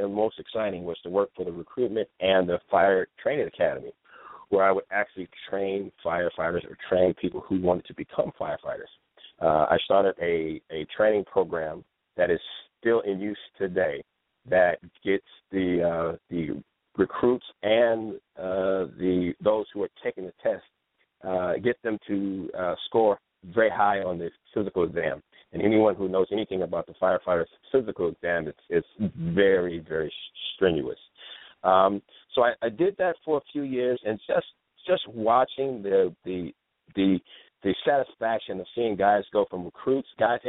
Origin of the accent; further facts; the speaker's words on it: Ohio, United States; now in California, United States; When I came to California from Ohio, now this is the land of feel good, look good.